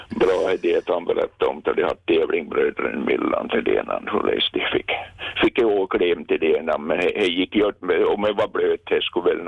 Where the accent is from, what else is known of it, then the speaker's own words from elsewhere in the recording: Munsala, Ostrobothnia, Finland; Ja, jag var från Munsäljär